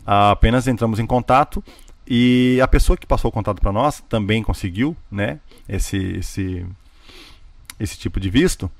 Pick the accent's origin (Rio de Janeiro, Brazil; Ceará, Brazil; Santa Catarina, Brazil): Santa Catarina, Brazil; Joinville; moved away as an adult; now in United States; eu sou de Joinville, Santa Catarina, né? Sul do Brasil